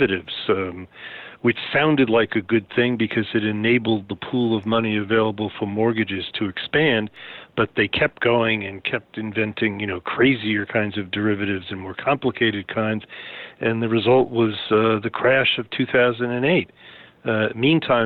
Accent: New York City, New York, United States; I grew up in Queens, New York

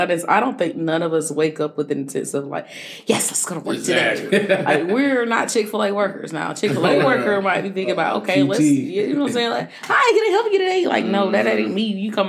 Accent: Nicholtown, South Carolina, United States; I'm from Nickel Town.

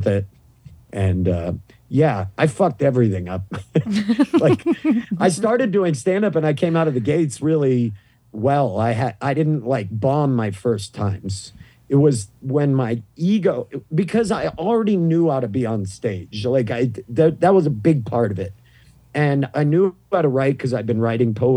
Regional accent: Maine, United States; accent: thick Maine accent; moved away; I grew up in the Northeast

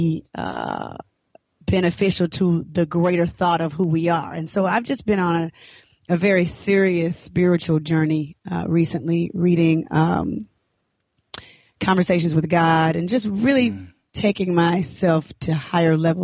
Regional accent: Decatur, Georgia, United States; also born or lived in Atlanta, Georgia / Florida; I grew up in Decatur, Georgia, born in Atlanta

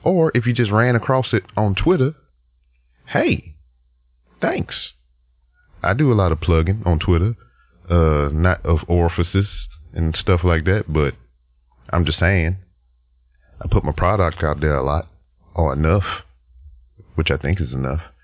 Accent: Lake Charles, Louisiana, United States; moved away; I'm here in my hometown of Lake Charles, Louisiana.

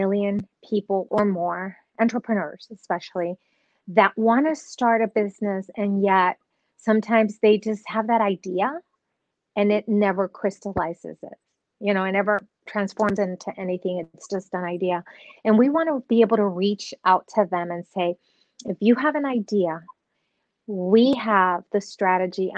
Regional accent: Nuevo Laredo, Tamaulipas, Mexico; now in Dallas-Fort Worth, United States; I was born in Nuevo Laredo, Mexico.

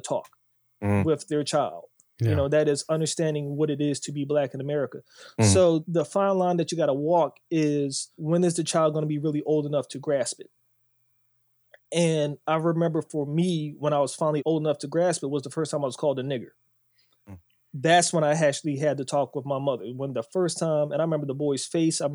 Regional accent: Bowie, Maryland, United States; I grew up in Bowie

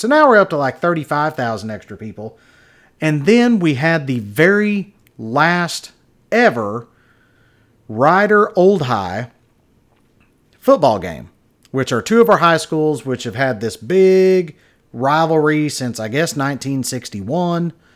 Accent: near Wichita Falls, Texas, United States; now in Wichita Falls, United States; where I live now, not far away from my hometown, Wichita Falls, Texas.

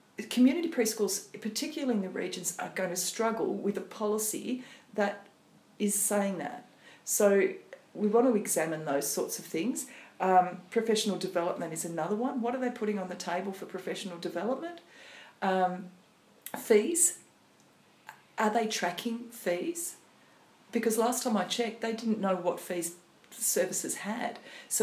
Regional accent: the Riverina, New South Wales, Australia; now in Port Stephens, Australia; so I grew up in the Riverina and obviously now I'm in Port Stephens

